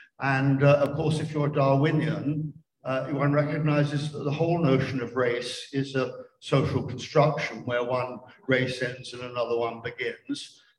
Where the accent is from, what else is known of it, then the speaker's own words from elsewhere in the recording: England, United Kingdom; now in United States; it was the English, of whom I was formerly a member.